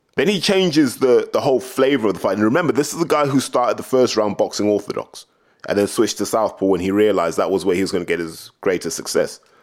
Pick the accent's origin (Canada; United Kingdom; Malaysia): United Kingdom